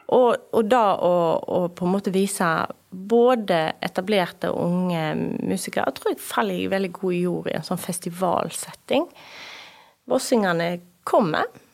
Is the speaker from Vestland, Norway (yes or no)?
yes; Bømlo, Vestland, Norway; jeg er mostring. Ja. Jeg kommer fra Moss der, på Bømlo. Bor på Bømlo